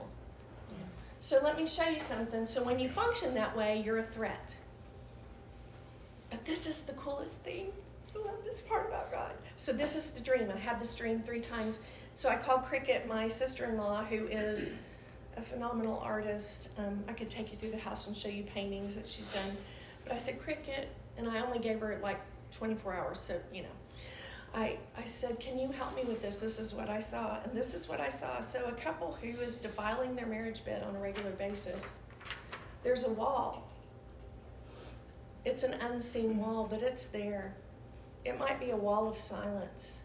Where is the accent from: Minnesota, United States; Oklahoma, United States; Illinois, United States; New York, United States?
Oklahoma, United States; we're from Oklahoma